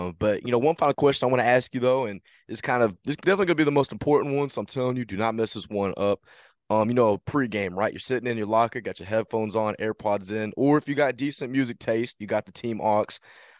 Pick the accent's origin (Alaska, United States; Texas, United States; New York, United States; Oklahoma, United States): Texas, United States; Fort Worth; I'm from Texas too, like the Fort Worth area too.